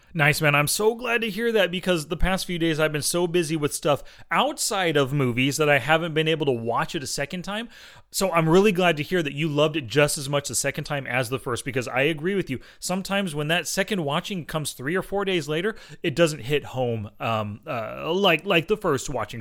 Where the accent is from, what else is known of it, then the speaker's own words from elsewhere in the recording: Fresno, California, United States; you and I grew up in Fresno and Clovis area